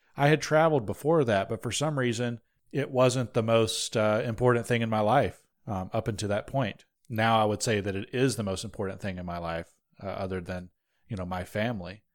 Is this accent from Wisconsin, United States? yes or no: no; North Georgia, United States; I was also born in North Georgia in the same hospital as these runts here.